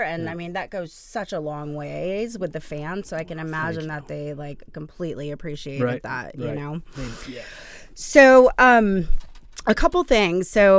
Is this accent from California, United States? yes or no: no; Texas, United States; we're both from Texas.